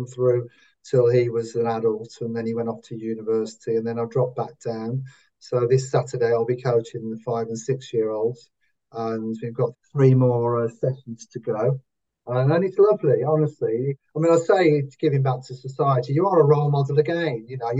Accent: Wolverhampton, West Midlands, United Kingdom; accent: Wolverhampton; I can only shout out in a Wolverhampton accent. I can't say it in my current accent. No, it only ever comes out in Wolverhampton.

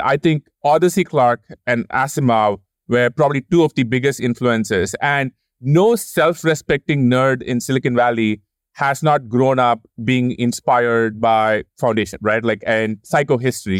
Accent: India; moved away; growing up in India

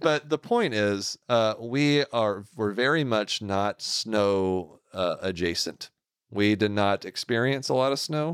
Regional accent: Houston, Texas, United States; accent: southern drawl; moved away; I grew up in the Houston area.

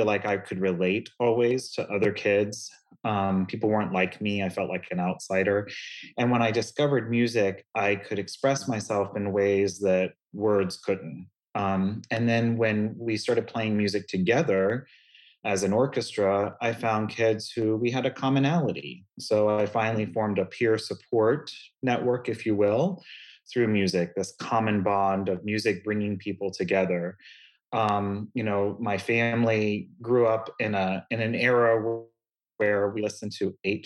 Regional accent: Lakeland, Florida, United States; I grew up in Lakeland, Florida, which is just between Orlando and Tampa, Central Florida

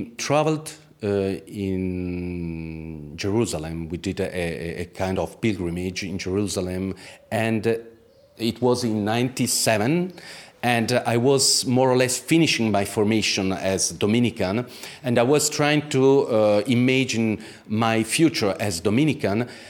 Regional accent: Italy; English is a second language; moved away as an adult; now in Istanbul, Turkey; In Italy. I grew up in Italy

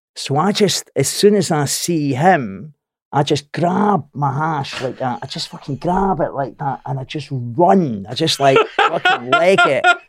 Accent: Scotland, United Kingdom; I'm Scottish

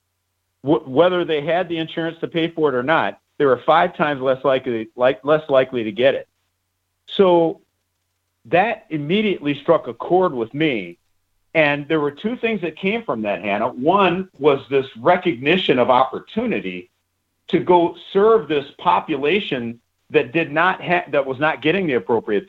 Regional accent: United States; growing up in the United States

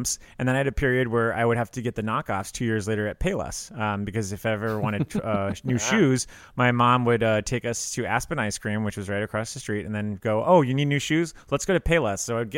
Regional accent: Ireland; We are Irish, so we might as well be talking about it.

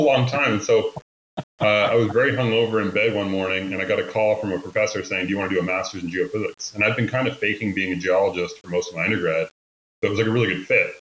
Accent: Nova Scotia, Canada; moved away as an adult; also born or lived in Ontario / Denver / Houston / Tulsa; born and raised in Nova Scotia until I wasn't anymore, and I went to Ontario to school.

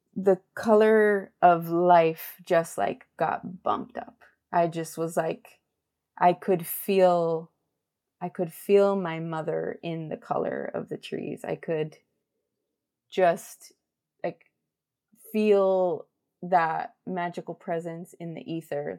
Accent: Miami, Florida, United States; born and raised in Miami, raised by a Cuban and a Spaniard

